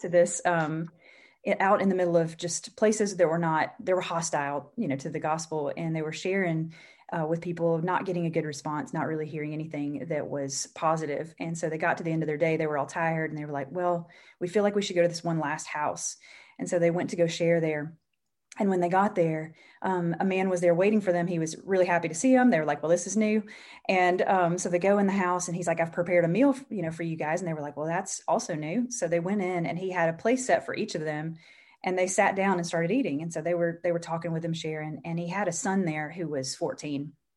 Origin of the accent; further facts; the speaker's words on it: Mississippi, United States; moved away as an adult; I, I grew up in Mississippi